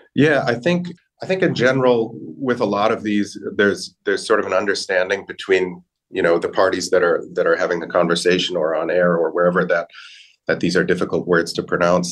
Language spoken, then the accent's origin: English; United States; accent: American; my American accent, I have a very strong, we call it a rhotic R